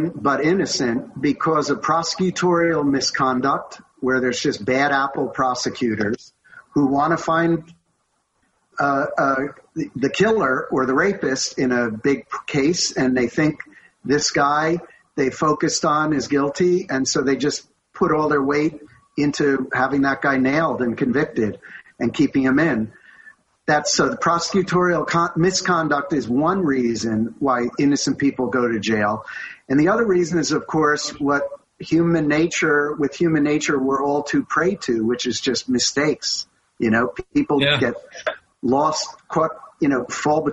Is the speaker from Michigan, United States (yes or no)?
no; West Orange, New Jersey, United States; West Orange, where I grew up, was a suburb of Newark.